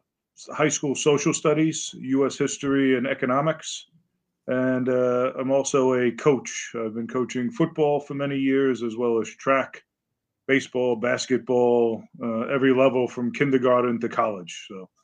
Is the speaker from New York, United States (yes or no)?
yes; Bronx, New York, United States; born there; also born or lived in Long Island; now in Connecticut, United States; I was born in the Bronx, New